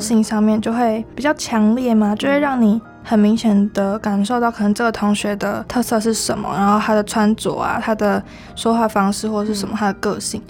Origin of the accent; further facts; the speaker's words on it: Kaohsiung, Taiwan; moved away as an adult; also born or lived in Taipei; 因为我那时候是在台北读书嘛，然后我是高雄人